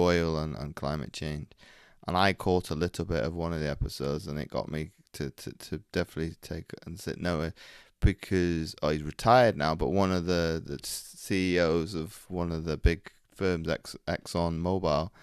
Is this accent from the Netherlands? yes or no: no; Belgium; now in North Wales, United Kingdom; I grew up in Belgium